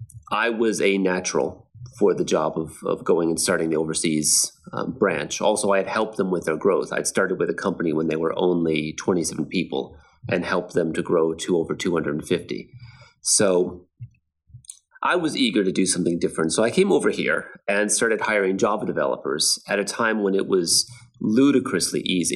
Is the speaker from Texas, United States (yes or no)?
yes; Texas, United States; born or raised there; moved away as an adult; also born or lived in Eugene, Oregon; now in Krakow, Poland